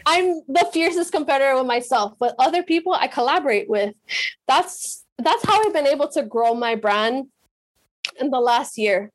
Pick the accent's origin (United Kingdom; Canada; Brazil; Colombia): Colombia; Medellín, Antioquia; moved away; also born or lived in Miami / Pacific Northwest; I'm from Medellin